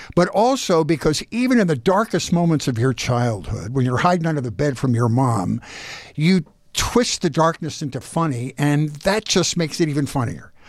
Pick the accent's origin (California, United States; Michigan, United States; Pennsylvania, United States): Pennsylvania, United States; Philadelphia; I was born and raised in Philadelphia